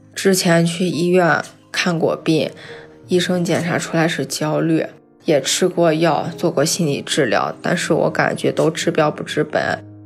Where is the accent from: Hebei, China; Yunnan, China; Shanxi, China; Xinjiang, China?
Shanxi, China; Taiyuan; 我来自山西太原